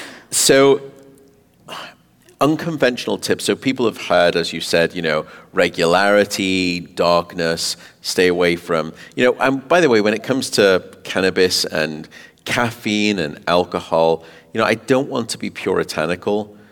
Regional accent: Canada; Despite being Canadian, I know.

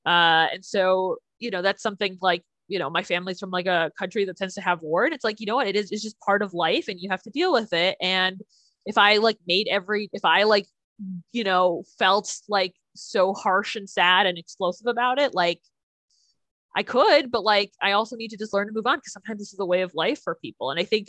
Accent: Chicago, Illinois, United States; I am from Chicago.

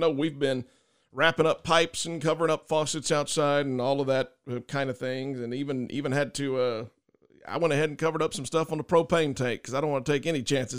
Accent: Tilden, Texas, United States; moved away; I'm from Tilden. My parents live in Tilden

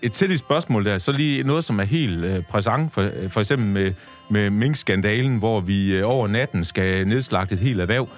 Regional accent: Tjæreborg, Southern Denmark, Denmark; Der er jeg født og opvokset

